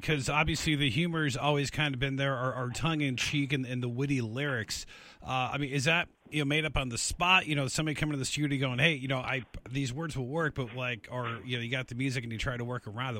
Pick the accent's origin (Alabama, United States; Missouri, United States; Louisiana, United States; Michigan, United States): Michigan, United States; I grew up in Michigan